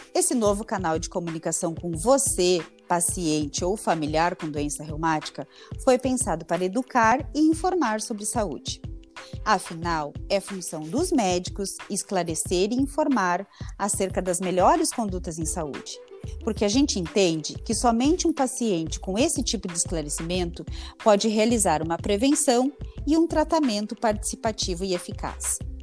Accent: Santa Rosa, Rio Grande do Sul, Brazil; moved away as an adult; also born or lived in Passo Fundo / Curitiba; E posteriormente eu vim para Santa Rosa, que é o interior do Rio Grande do Sul

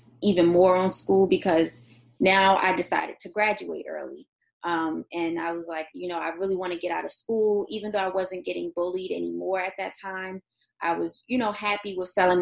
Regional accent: Baltimore, Maryland, United States; I'm from Baltimore

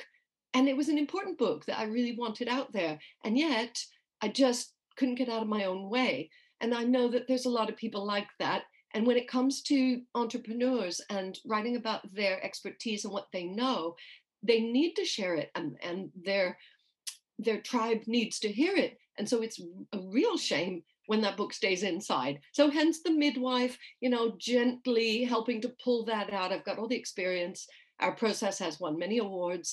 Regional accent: New York, United States; moved away as an adult; now in United Kingdom; I grew up in New York. So if anybody's hearing a strange accent, that's why. I currently live in the UK

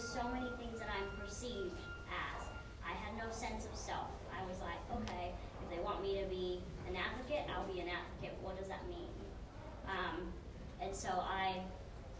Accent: Vietnam; moved away; back in my home country in Vietnam

